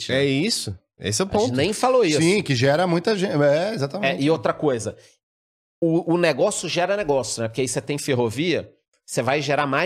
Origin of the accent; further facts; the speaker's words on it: Rio de Janeiro, Brazil; moved away; Eu sou carioca. Apesar de não parecer o sotaque, né? né? não, porque eu saí do Rio há muito tempo já.